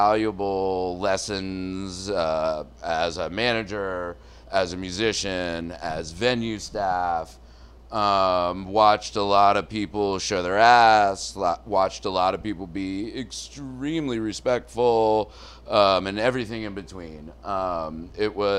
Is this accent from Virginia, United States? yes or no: yes; Northern Virginia, United States; I grew up in Northern Virginia and spent a lot of time at the Smithsonian